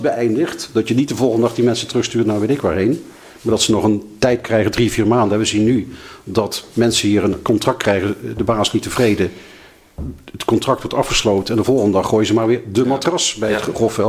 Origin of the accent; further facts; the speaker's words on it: Limburg, Netherlands; now in The Hague, Netherlands; ik ben zelf een Limburger